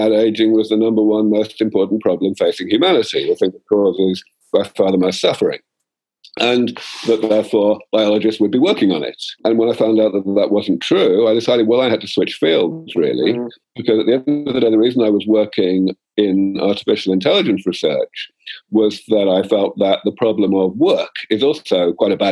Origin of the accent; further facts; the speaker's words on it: London, United Kingdom; moved away as an adult; also born or lived in Cambridge; now in California, United States; I grew up in London